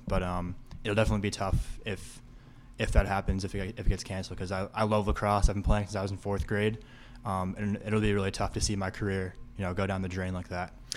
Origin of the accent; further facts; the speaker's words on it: North Andover, Massachusetts, United States; growing up in North Andover